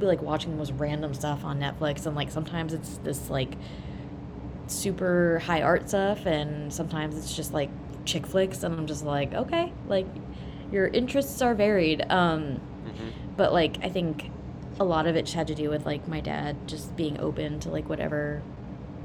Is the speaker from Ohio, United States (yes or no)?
yes; Ohio, United States; moved away as an adult; now in Chicago, United States; I'm from Ohio.